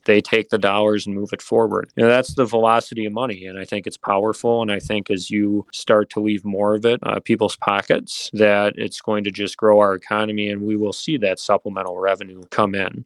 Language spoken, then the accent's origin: English; Mosinee, Wisconsin, United States; also born or lived in Minnesota / West Virginia / Pittsburgh; born and raised in Mosinee, Wisconsin